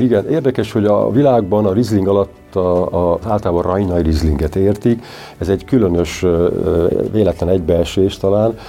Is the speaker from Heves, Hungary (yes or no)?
yes; Eger, Heves, Hungary; Egerből jövök